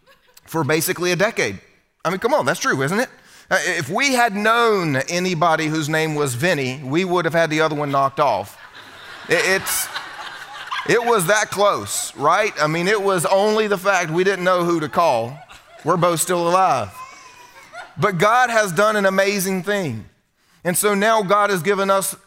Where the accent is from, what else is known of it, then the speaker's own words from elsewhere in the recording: Southern United States, United States; first language English; I'm American, as you can tell. I'm a good Southern American boy